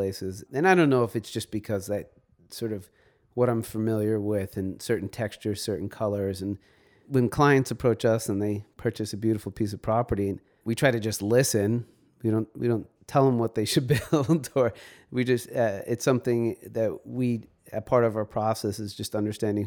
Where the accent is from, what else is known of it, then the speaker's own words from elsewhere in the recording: New York City, New York, United States; also born or lived in Montauk, New York; I was born in New York City